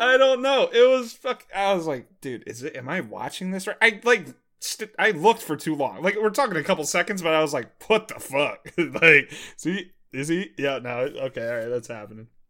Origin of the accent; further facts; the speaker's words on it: Maryland, United States; moved away; one of my buddies from back home, I'm from Maryland, uh, one of my buddies that I played high school baseball